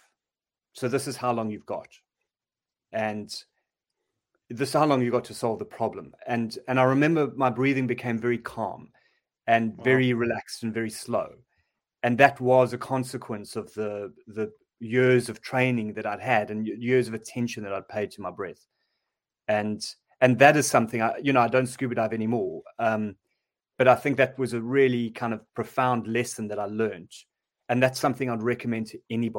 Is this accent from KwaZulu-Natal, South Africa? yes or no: yes; Durban, KwaZulu-Natal, South Africa; I'm from Durban and I'm used to warm water